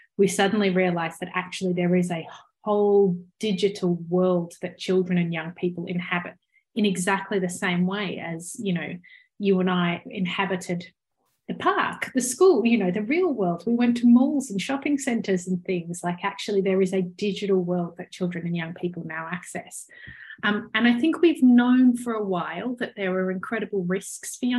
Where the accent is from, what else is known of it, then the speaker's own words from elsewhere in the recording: Australia; your listeners might have spotted by my accent that I clearly grew up in Australia